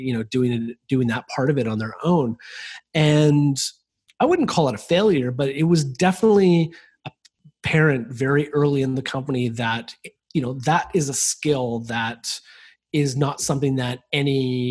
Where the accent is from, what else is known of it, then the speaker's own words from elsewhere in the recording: Vancouver, British Columbia, Canada; I'm from Vancouver, and Vancouver's right next to the border with the United States